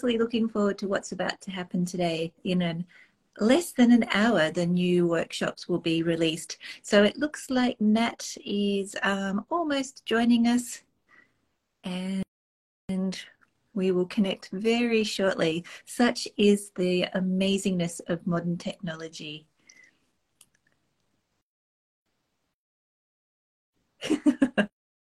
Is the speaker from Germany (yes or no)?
no; Australia; moved away as an adult; now in Canada; I'm originally from Australia, and I came over under totally different circumstances.